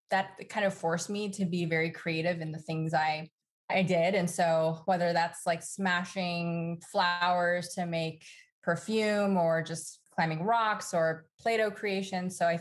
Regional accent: Los Angeles, California, United States; we grew up in Los Angeles

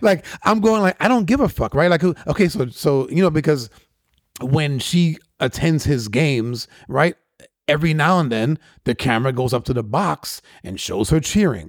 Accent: New York, United States; guys that I grew up with in New York

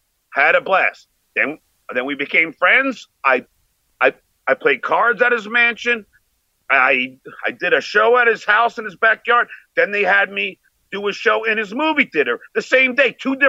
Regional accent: New York, United States; We're both from New York, right?

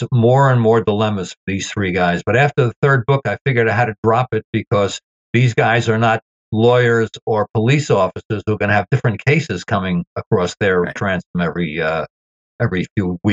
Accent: New York City, New York, United States; having grown up in Brooklyn myself

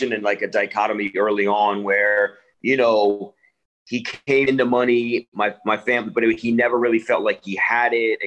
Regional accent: Narberth, Pennsylvania, United States; also born or lived in Washington, D.C.; I was born actually in Washington, and then, you know, my family, we moved to Philadelphia

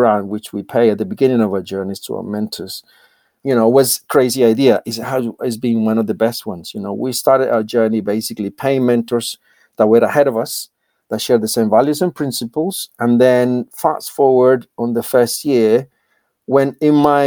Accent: Colombia; English is a second language; moved away as an adult; now in United Kingdom; born and raised in Colombia, and I basically decided to emigrate to the UK

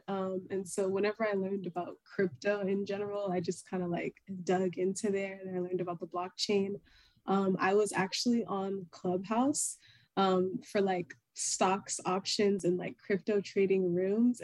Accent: Florida, United States; also born or lived in Nigeria (ancestry); now in Houston, United States; my family's origin is Nigeria. I was born and raised in Florida, and I currently reside in Houston, Texas

